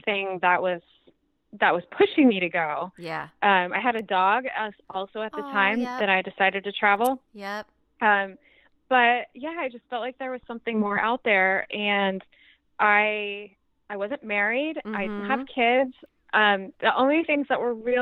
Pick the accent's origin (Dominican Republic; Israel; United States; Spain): United States; also born or lived in Kansas / Oklahoma; I grew up in Kansas and Oklahoma